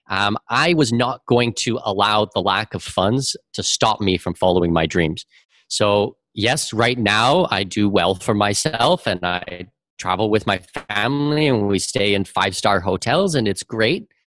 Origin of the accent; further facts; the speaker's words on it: Canada; now in Panama; I've lived in eight different countries. I've visited 100 and 405 different countries. Um, you know, I'm Canadian with Danish heritage.